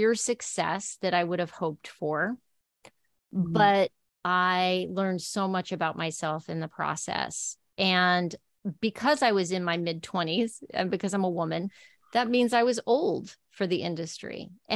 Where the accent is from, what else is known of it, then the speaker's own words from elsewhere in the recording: El Paso, Texas, United States; moved away as an adult; also born or lived in New York; I grew up in El Paso, Texas